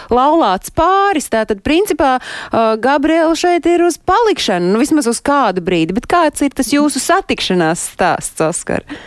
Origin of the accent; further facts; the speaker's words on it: Latvia; mēs paši latvieši